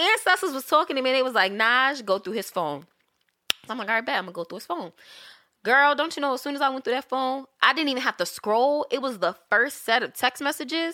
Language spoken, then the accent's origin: English; St. Louis, Missouri, United States; moved away; I'm originally from Saint Louis